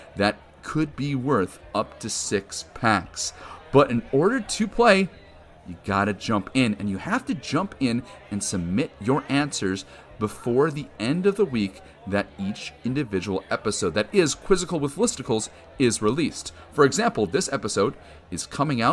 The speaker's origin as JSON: {"language": "English", "region": "Wisconsin", "country": "United States", "moved": "yes", "said": "I'm originally from Wisconsin"}